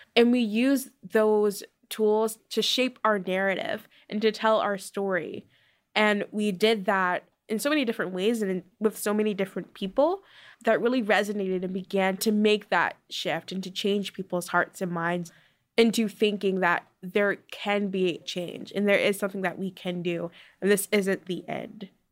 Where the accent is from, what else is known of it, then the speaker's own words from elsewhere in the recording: Baltimore, Maryland, United States; I'm from Curtis Bay, which is a small community in Baltimore